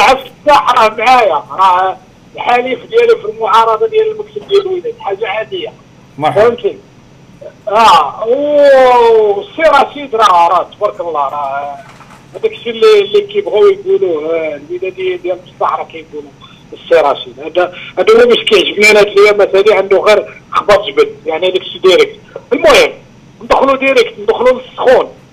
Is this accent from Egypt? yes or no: no; Morocco; حنا مغاربه